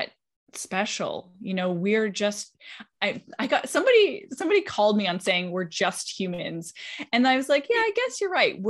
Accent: Canada; now in West Palm Beach, United States; I grew up in Canada. I'm a Canadian.

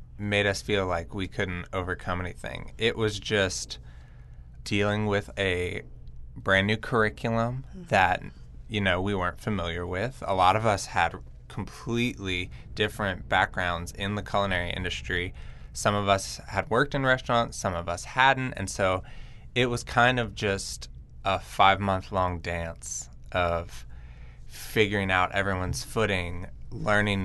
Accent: Lafayette, Louisiana, United States; I'm from Lafayette, Louisiana, where my grandparents have run Mel's Diner. There's two locations in Lafayette, and as a kid, I was surrounded by the culinary industry

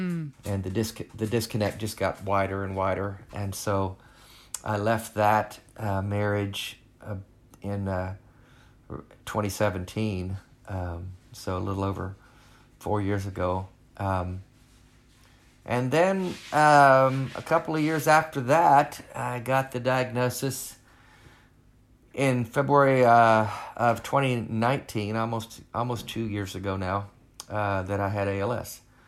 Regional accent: Arkansas, United States; I grew up in Arkansas. I was the middle of three boys, broken home.

